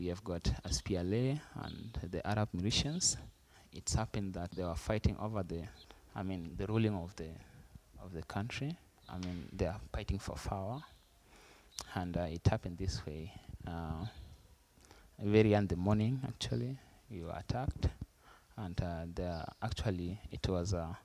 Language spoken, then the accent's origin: English; Kakuma, Turkana County, Kenya; also born or lived in Sudan (South Sudan) / Lodwar; I was born in Sudan, then I came here when I was 3 years. And then after that time, I've been staying in Kakuma.